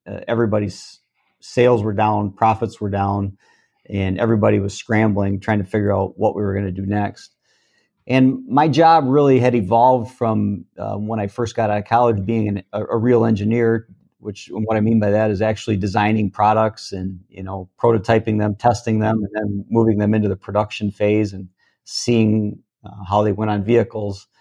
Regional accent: Vassar, Michigan, United States; also born or lived in Lapeer, Michigan / Otisville, Michigan; I actually grew up in Vassar

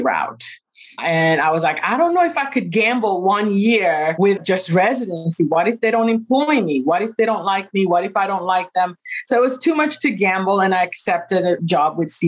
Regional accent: Kenya; moved away as an adult; now in United States; I was born and raised in Kenya

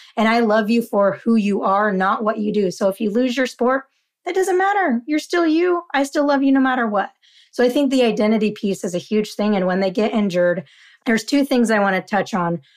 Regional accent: Utah, United States; now in California, United States; Growing up in Utah

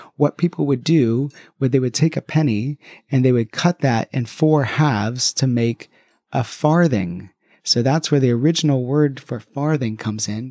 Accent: United States; now in London, United Kingdom; as an American

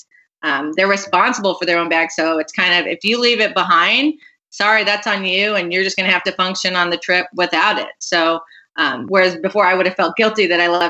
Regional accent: Phoenix, Arizona, United States; now in Chicago, United States; I grew up in Phoenix

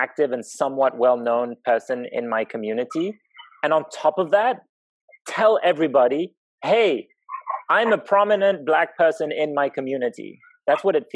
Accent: Zimbabwe; moved away; I grew up in Zimbabwe

